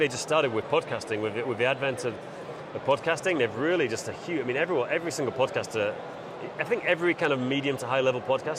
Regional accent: England, United Kingdom; moved away; I'm English.

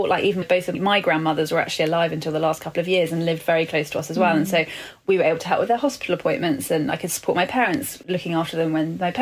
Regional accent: London, United Kingdom; I'm born and bred Londoner

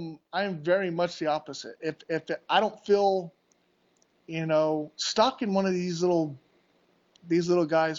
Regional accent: Southern Arizona, United States; moved away as an adult; I grew up down here

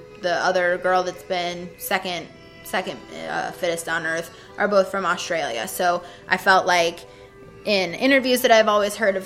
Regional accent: Ohio, United States; I'm from Ohio

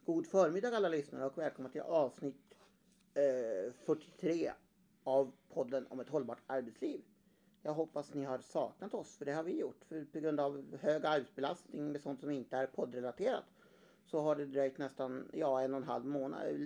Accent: Värmland, Sweden; som gammal värmlänning

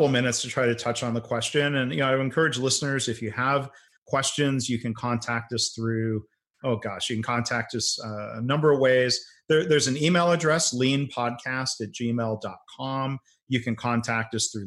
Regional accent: Detroit, Michigan, United States; moved away; also born or lived in San Antonio; I grew up in the Detroit area

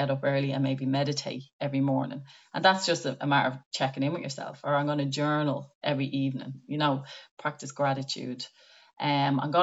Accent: Ireland; as Irish people

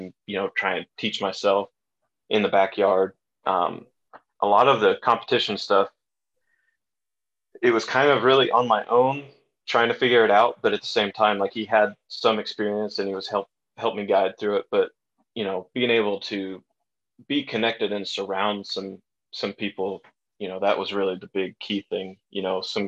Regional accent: Indiana, United States; I grew up in Indiana

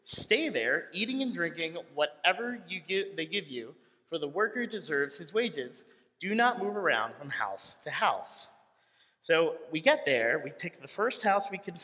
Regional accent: Philadelphia, Pennsylvania, United States; I was raised Catholic in Philadelphia

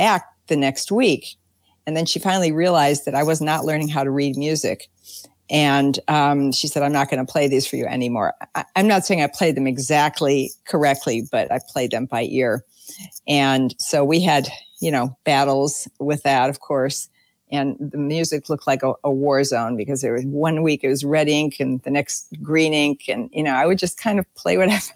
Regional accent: Milwaukee, Wisconsin, United States; moved away; I'm originally from Milwaukee, and I started playing the piano when I was, I think, 3 or 4

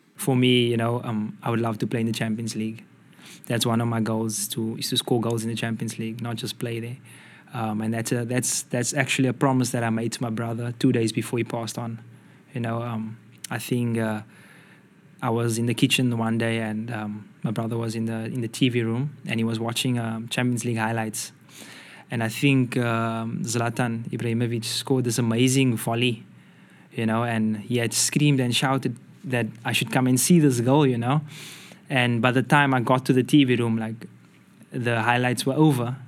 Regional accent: South Africa; moved away; I'm from South Africa

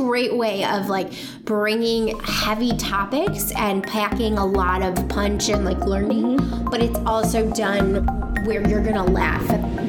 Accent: Ohio, United States; now in Virginia, United States; I'm the girl from Ohio

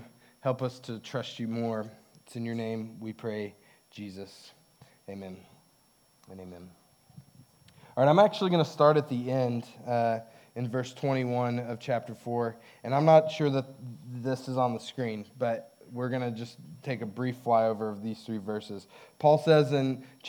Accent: Hobbs, New Mexico, United States; When I was in my teens, I watched a lot of college basketball because there was not a lot else going on in Hobbs

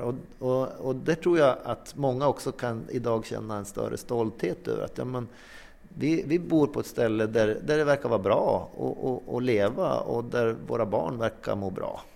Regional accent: inland Norrland, Sweden; now in Sävar, Sweden; jag är uppvuxen i Norrlands inland men bor numera i Sävar

